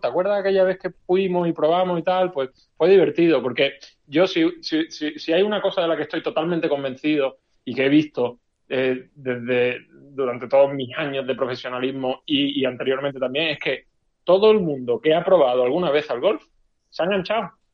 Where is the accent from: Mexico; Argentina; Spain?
Spain; Málaga, Andalusia; siendo español y siendo malagueño